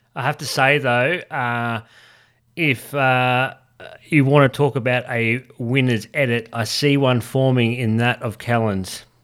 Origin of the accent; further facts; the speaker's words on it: Australia; We're from Australia.